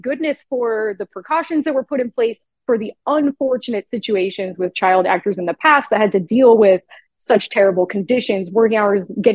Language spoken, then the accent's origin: English; Riverside, California, United States; accent: Southern California; moved away as an adult; now in Atlanta, United States; People ask me like where my accent is from. I'm like, no, I'm just from Southern California